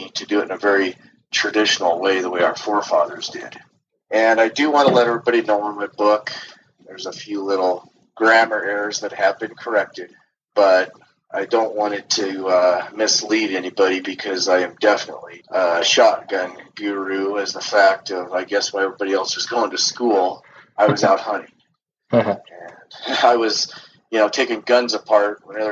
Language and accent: English; Loveland, Colorado, United States; also born or lived in Fort Collins, Colorado; I'm from Loveland, Colorado, and I am a native from Colorado. I was born in Fort Collins